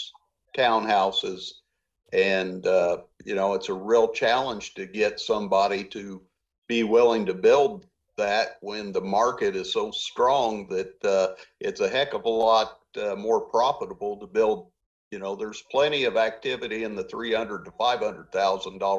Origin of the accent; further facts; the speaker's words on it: Bloomington, Indiana, United States; I grew up here in Monroe County, just outside of Bloomington on the west side